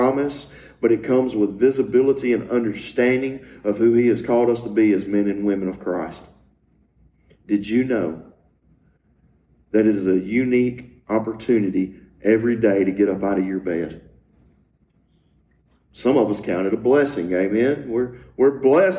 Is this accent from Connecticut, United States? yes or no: no; Louisiana, United States; I had the privilege of growing up in Louisiana